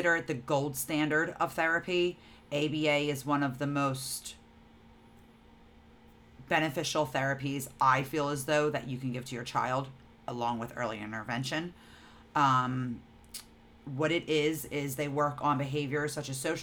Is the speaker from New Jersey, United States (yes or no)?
yes; New Jersey, United States; We're from New Jersey